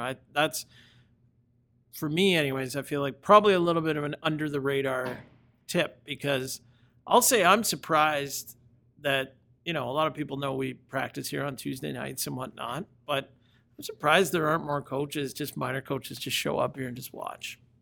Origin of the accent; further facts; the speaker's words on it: Georgetown, Ontario, Canada; in Georgetown, which you know, where I grew up